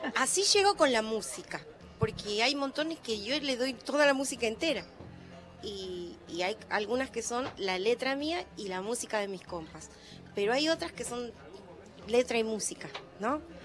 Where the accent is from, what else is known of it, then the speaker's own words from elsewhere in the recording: Ojo de Agua, Santiago del Estero, Argentina; yo nací en Ojo de Agua, en calle de tierra